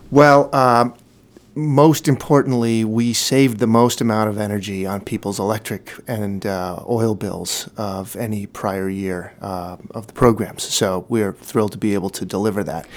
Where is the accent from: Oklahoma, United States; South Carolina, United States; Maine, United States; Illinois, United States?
Maine, United States; Brunswick; now in Portland, United States; I grew up in Brunswick. I, I live in the Portland community now